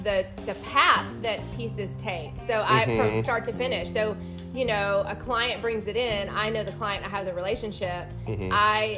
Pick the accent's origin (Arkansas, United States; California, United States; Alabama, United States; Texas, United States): Alabama, United States; Muscle Shoals; moved away; I'm from Alabama. We wear cowboy boots there.